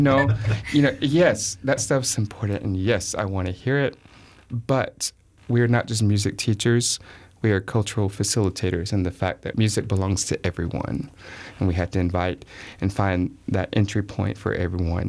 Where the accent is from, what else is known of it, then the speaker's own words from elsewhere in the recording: the South, United States; I'm from the South